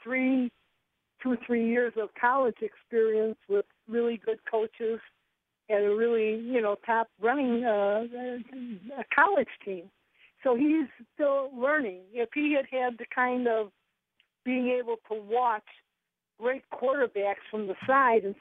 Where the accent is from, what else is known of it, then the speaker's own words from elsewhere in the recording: Chicago, Illinois, United States; I am from Chicago